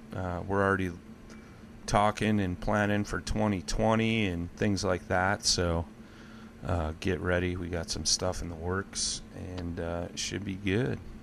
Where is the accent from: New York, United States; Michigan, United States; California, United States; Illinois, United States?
Illinois, United States; Crystal Lake; When I was a kid, uh, I grew up in Crystal Lake, northern Illinois, about an hour outside of Chicago